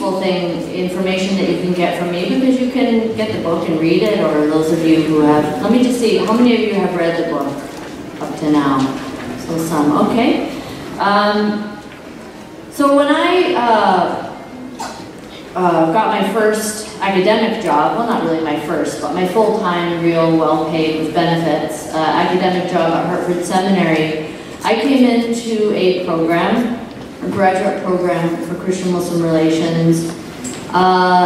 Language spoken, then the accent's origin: English; Canada; return back to Canada, my home country